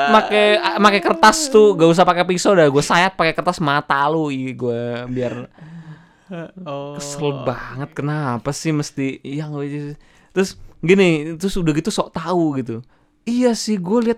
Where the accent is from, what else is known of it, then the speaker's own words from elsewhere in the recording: Jakarta, Indonesia; Emang lu dari mana sih asalnya? Jaksel. Jakarta